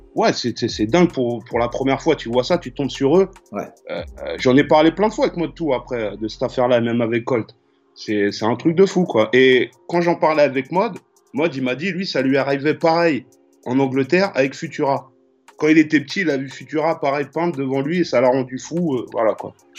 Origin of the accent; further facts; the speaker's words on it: Choisy-le-Roi, Île-de-France, France; also born or lived in Paris / London; je suis né à Paris en 1976 dans le 12e. Et deux ans après ou un an après, j'ai tout de suite été avec mes parents en banlieue dans le 94 à Choisy-le-Roi